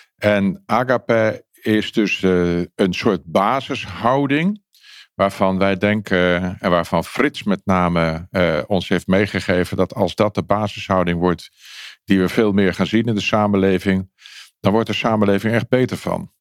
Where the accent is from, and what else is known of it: Netherlands